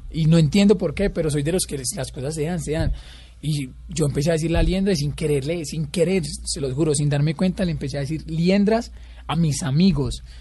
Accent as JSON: {"language": "Spanish", "town": "La Tebaida", "region": "Quindío", "country": "Colombia", "tie": "born or raised there", "also_born_or_lived": "Pereira", "moved": "as an adult", "said": "yo soy de un pueblo cerca de Armenia que es la Tebaida. He toda la vida allá"}